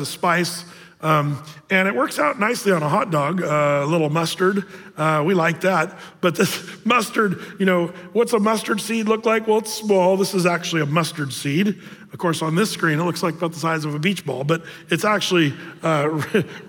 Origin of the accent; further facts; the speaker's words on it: Southern Oregon, United States; moved away; in Oregon, Southern Oregon, where I grew up